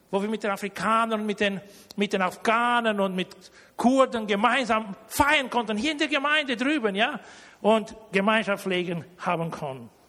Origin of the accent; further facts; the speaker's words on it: Germany; Und wenn nicht nur ich als Deutscher einen aus Deutschland zu mir einlade, sondern auch einen aus Rumänien. Ihr wisst ja, ich komme ja nicht aus Rumänien, ja.